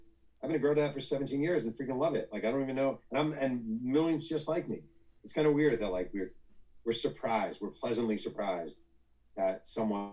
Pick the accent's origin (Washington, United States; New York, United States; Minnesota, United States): New York, United States; moved away as an adult; now in California, United States; I've been out here for 6 years in California. I'm from New York